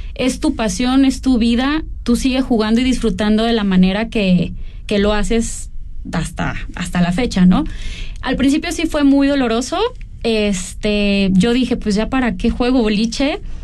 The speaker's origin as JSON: {"language": "Spanish", "region": "Jalisco", "country": "Mexico", "tie": "born or raised there"}